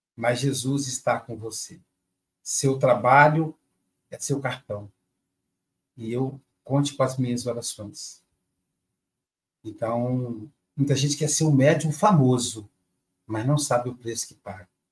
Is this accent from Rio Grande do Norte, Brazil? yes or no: no; Muriaé, Minas Gerais, Brazil; diretamente de Muriaé, minha cidade natal